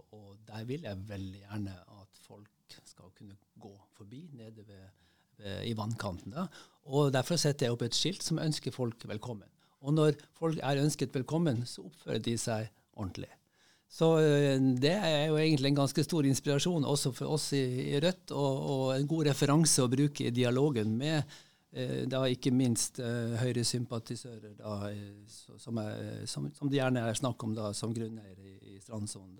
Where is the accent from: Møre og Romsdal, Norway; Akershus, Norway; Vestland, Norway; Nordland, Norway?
Nordland, Norway; Bodø; also born or lived in Tromsø / Oslo; now in Bærum, Norway; Jeg er født eh, i Tromsø og vokste opp i Bodø